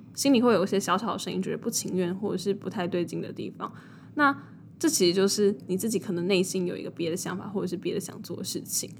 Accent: New Taipei, Taiwan; 因为我是新北人

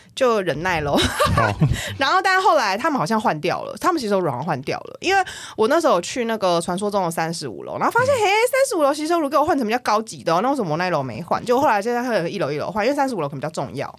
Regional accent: Taipei, Taiwan; 我是台北人

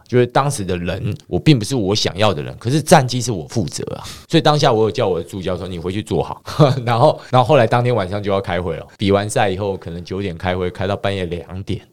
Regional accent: Taiwan; 大家都知道我是台湾来的，然后中华队教练

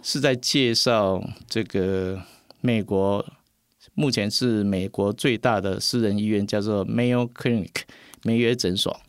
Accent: Puzi, Chiayi County, Taiwan; 我从小是在这样一个埔子，这一个地方

